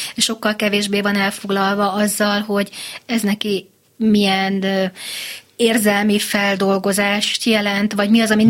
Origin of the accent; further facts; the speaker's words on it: Győr, Győr-Moson-Sopron, Hungary; én győri lány vagyok